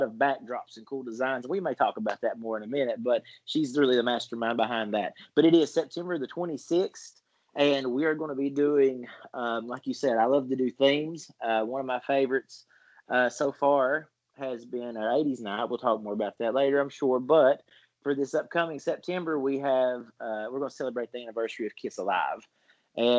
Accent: Virginia, United States; accent: twang; Where I'm from here in Virginia, yeah, we live with a bit of a twang

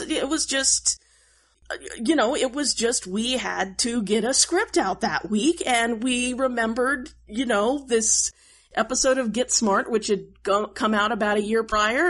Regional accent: Oklahoma, United States; I grew up in Oklahoma

